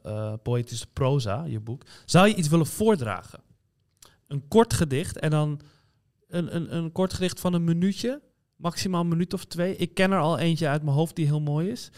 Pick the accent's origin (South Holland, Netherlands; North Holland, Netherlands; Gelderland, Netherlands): North Holland, Netherlands; Amsterdam; accent: Amsterdams; ik ben in Amsterdam opgegroeid